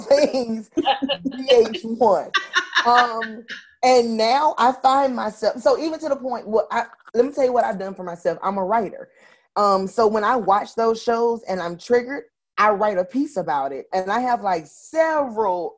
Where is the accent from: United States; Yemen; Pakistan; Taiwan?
United States; Florida; I'm from Florida